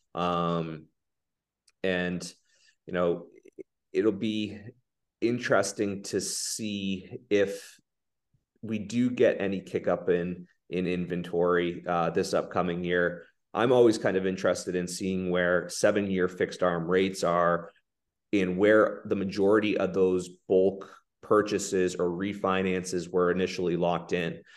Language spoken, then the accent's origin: English; Rockport, Massachusetts, United States; I grew up in Rockport